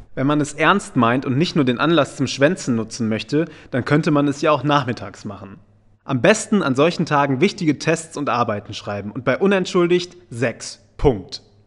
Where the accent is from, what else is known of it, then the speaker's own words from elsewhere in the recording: North Rhine-Westphalia, Germany; moved away; Ich komme ja gebürtig aus NRW